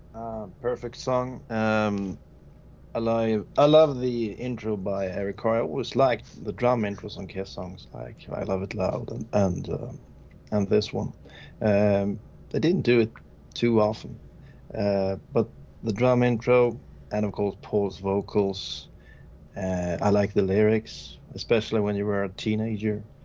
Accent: Sweden; English is a second language

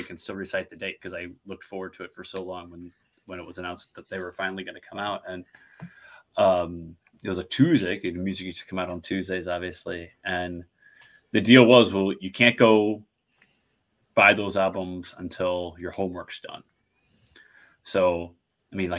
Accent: St. Louis, Missouri, United States; growing up in St. Louis

